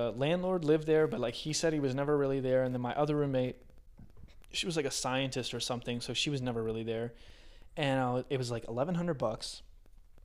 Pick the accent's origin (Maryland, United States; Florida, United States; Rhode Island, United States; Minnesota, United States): Maryland, United States; Hagerstown; moved away as an adult; also born or lived in Philadelphia / Singapore; now in Los Angeles, United States; I'm definitely not staying here in Hagerstown, which is my hometown.